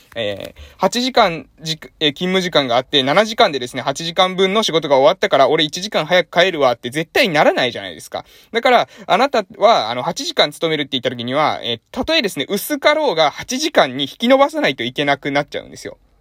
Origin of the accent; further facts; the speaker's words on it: a village on Amami Oshima, Kagoshima, Japan; moved away; also born or lived in Fukuoka; 鹿児島県の奄美大島の某村、えー、で、ここの村はですね、私の出身の、えー、村なんですけど、ここに戻ってきて